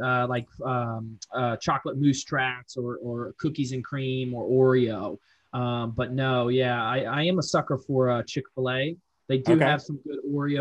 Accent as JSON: {"language": "English", "town": "Fort Lauderdale", "region": "Florida", "country": "United States", "moved": "yes", "lives_now": "Charlotte, United States", "said": "I'm from Fort Lauderdale to be exact, but I've lived here in Charlotte, 14, next year will be 15 years"}